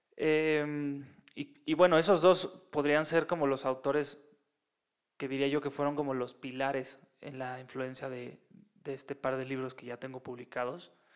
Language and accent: Spanish; Mexico; es en la Ciudad de México